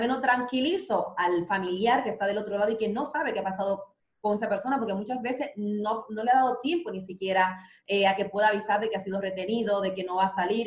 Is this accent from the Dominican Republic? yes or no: yes; Dominican Republic; moved away as an adult; also born or lived in Spain; now in Madrid, Spain; yo siendo dominicana